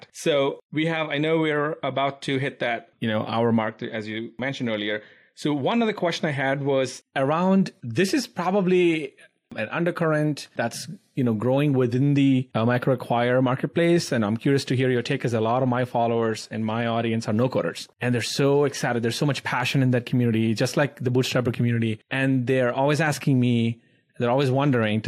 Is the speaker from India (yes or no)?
yes; India; moved away; I grew up in India